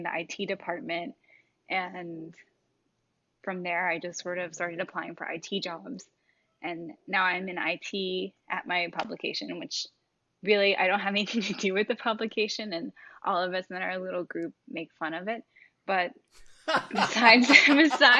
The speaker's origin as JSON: {"language": "English", "region": "North Carolina", "country": "United States", "tie": "born or raised there", "moved": "yes", "said": "I grew up in North Carolina"}